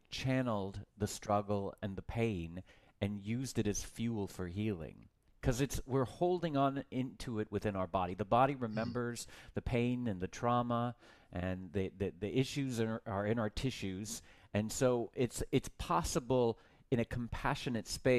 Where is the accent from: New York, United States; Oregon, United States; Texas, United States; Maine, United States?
Texas, United States; I grew up in Texas